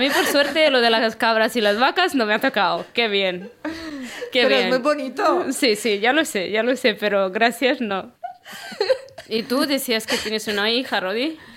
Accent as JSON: {"language": "Spanish", "town": "Constanța", "region": "Constanța County", "country": "Romania", "lives_now": "Spain", "said": "Yo soy eh … vengo de Constanza. El Danubio pasa por eh, mi pueblo, cerca"}